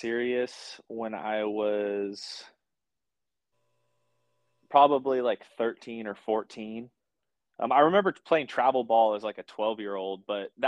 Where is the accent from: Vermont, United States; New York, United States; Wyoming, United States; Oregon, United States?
Oregon, United States; Sherwood; born or raised there